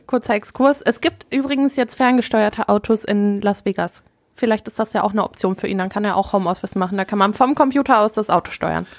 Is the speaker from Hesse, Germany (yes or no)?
no; Herne, North Rhine-Westphalia, Germany; wir kommen ursprünglich nämlich aus Herne